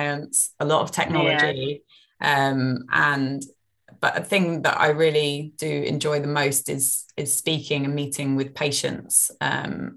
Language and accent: English; Eastbourne, South East England, United Kingdom; also born or lived in Lewes, England; I grew up in Eastbourne, right on the coast.